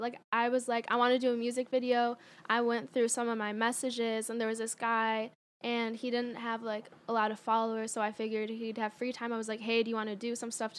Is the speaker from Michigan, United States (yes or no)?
yes; Livonia, Michigan, United States; moved away as an adult; now in Los Angeles, United States; If I'm back at my hometown, Michigan, I can go to a bar.